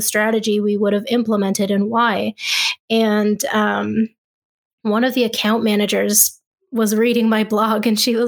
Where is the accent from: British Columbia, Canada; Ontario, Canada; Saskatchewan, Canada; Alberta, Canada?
Ontario, Canada; Ottawa; when I moved back home to where I'm from Ottawa, Canada